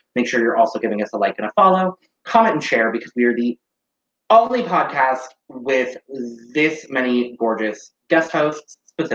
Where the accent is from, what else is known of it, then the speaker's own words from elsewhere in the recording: Arizona, United States; as an Arizonan